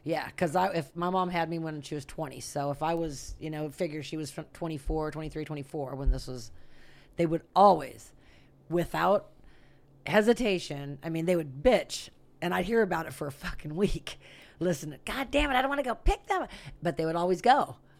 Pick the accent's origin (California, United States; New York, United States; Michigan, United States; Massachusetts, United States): California, United States; Santa Rosa; I'm from Santa Rosa. That's where I was born and raised.